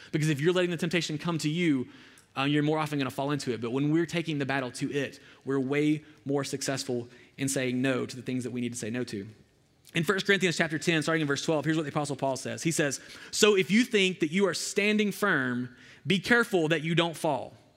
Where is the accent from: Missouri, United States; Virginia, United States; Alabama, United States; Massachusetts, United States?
Alabama, United States; I'm from this, like, really rural part of Alabama